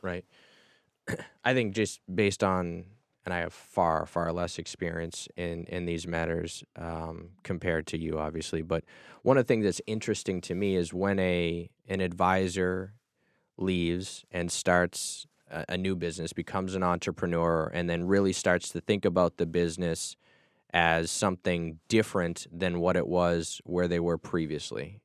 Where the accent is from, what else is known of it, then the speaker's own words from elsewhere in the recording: Massachusetts, United States; I grew up in Massachusetts